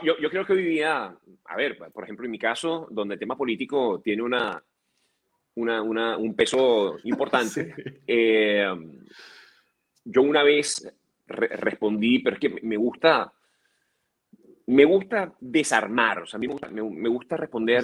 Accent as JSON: {"language": "Spanish", "country": "Venezuela", "moved": "as an adult", "lives_now": "United States"}